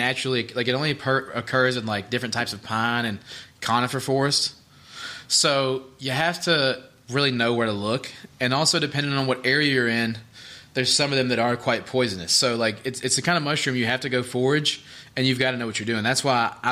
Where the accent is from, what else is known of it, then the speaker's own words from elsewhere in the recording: the South, United States; growing up in the South